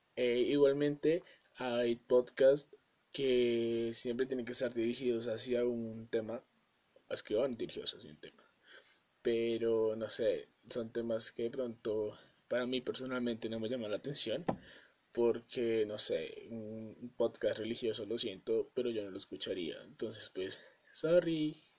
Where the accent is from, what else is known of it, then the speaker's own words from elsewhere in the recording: Colombia; soy de Colombia